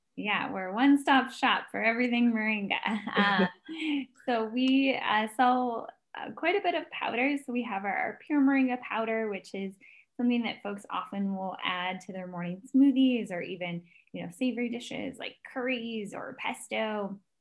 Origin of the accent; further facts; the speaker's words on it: United States; as an American